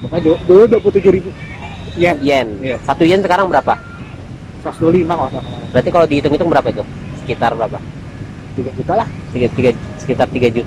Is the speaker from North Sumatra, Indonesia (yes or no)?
yes; Medan, North Sumatra, Indonesia; moved away; perantau aku juga kan perantau juga dari Medan kan